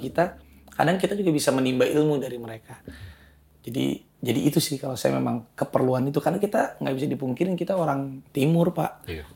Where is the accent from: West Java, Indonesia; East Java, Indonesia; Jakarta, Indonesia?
West Java, Indonesia; Bandung; saya asalnya dari Bandung.